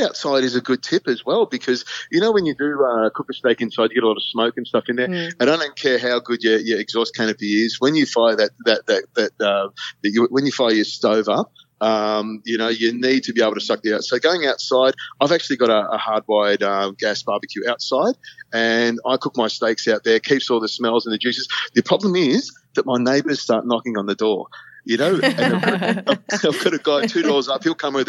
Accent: Malaysia; I was an Air Force brat. I grew up in Malaysia. So I've got a real hankering for Asian food as well.

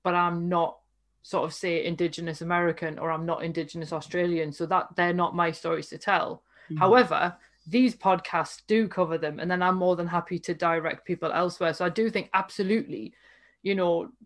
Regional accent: United Kingdom; by dint of being British

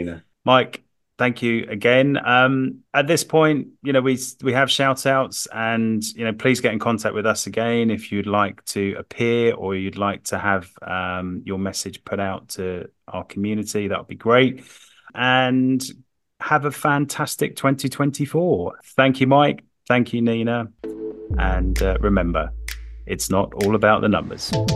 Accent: London, United Kingdom; as a Londoner

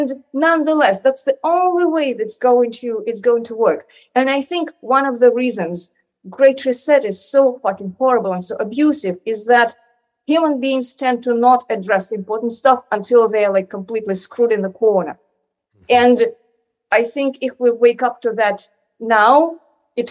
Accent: Moscow, Russia; I grew up in Moscow

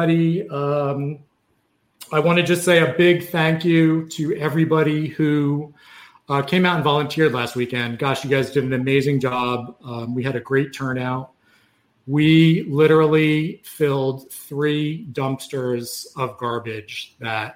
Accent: New York City, New York, United States; now in Florida, United States; I'm from New York City. So before I moved to Florida

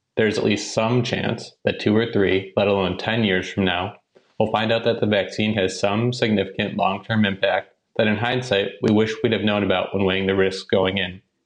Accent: Arlington, Massachusetts, United States; I'm actually from Arlington, Massachusetts, a town right outside of Boston.

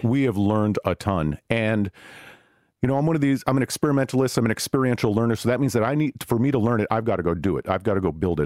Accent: Silicon Valley, California, United States; I'm from Silicon Valley

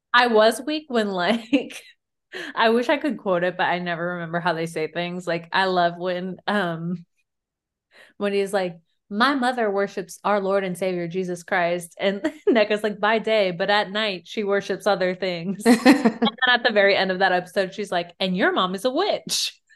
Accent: Virginia, United States; We're from Virginia

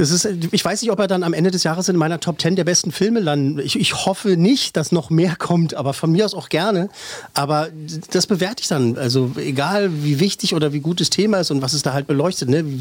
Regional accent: Berlin, Germany; als Berliner

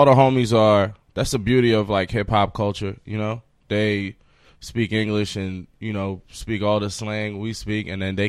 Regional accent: New York City, New York, United States; also born or lived in Paris, France / Qatar / Sudan (family); I was born in Paris. I lived there for about 5 years. I lived in the Middle East for 3 years in Qatar. And I moved to Queens when I was 8. So, you know, Queens just feels like where I came of age.

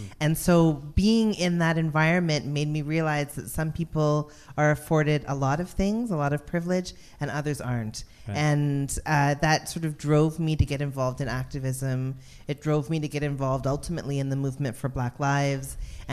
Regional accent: Toronto, Ontario, Canada; also born or lived in Montreal / Memphis, Tennessee / Vancouver; I would say Toronto. I would say Weston.

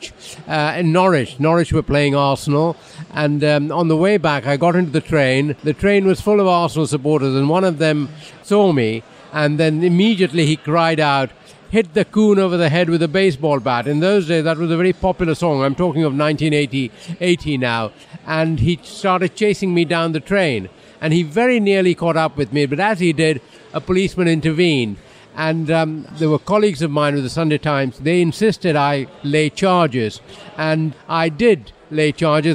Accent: India; moved away as an adult; now in United Kingdom; I grew up in India

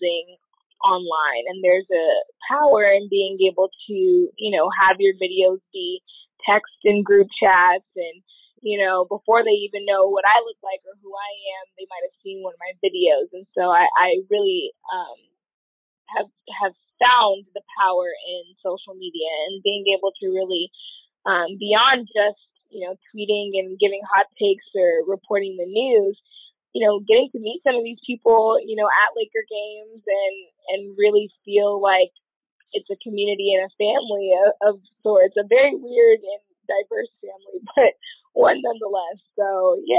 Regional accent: Los Angeles, California, United States; I grew up in Los Angeles, born and raised, never left.

